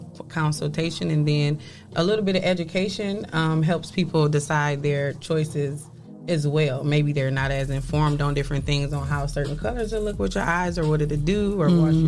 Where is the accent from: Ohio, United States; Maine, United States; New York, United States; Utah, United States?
Ohio, United States; Toledo; I was born in the city. We moved out for a little bit, but I'm from Toledo